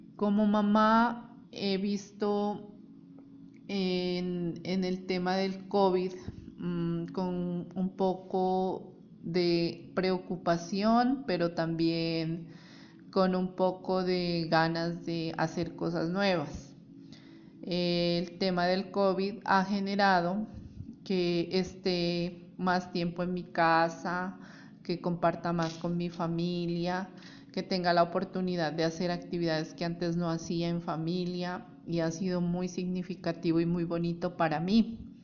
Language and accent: Spanish; Putumayo, Colombia; soy del departamento del Putumayo, al sur de Colombia